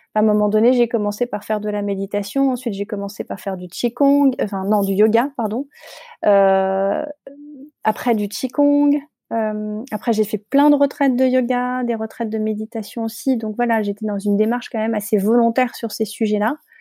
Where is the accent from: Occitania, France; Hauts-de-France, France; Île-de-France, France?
Île-de-France, France; Paris; je suis parisienne j'ai toujours vécu à Paris